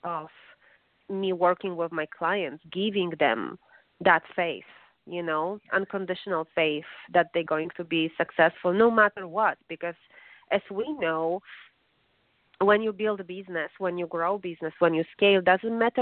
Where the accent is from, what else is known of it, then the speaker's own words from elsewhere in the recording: Warsaw, Masovian Voivodeship, Poland; English is a second language; moved away as an adult; now in United States; my mom is a professor of medicine and also a vice president of education in my city, in Warsaw, Polish capital